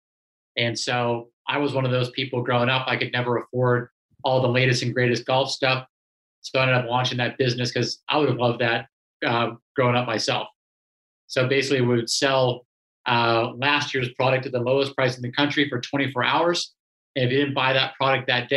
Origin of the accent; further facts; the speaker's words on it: Los Angeles, California, United States; being born and raised in Los Angeles